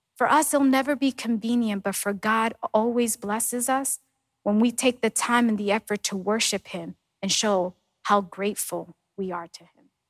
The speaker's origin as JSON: {"language": "English", "region": "New York", "country": "United States", "tie": "born or raised there", "moved": "yes", "said": "growing up in New York"}